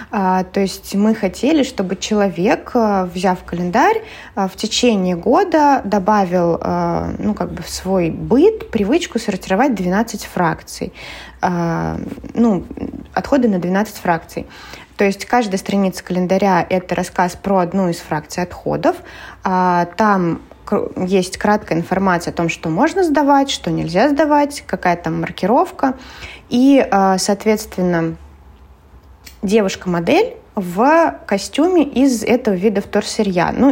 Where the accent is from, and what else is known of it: Penza, Penza Oblast, Russia